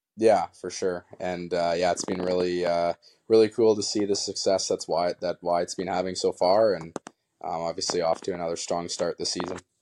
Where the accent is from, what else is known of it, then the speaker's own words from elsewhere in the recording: Kamloops, British Columbia, Canada; be from Kamloops and, uh, you know, growing up as a kid, I went to, you know, Blazer games all the time